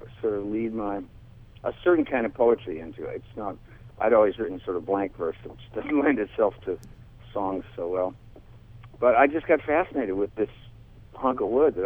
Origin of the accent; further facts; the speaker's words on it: Amarillo, Texas, United States; I grew up in the Panhandle, yeah, Amarillo.